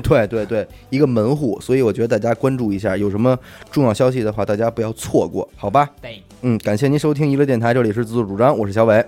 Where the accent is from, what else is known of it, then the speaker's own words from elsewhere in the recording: Beijing, China; 我从小也没离开过家，因为咱生在北京